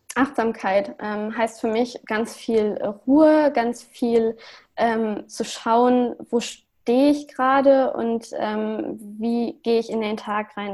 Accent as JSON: {"language": "German", "town": "Lüneburg", "region": "Lower Saxony", "country": "Germany", "also_born_or_lived": "Hamburg", "said": "ich komme ja aus Lüneburg und ich wohne derzeit auch wieder in Lüneburg"}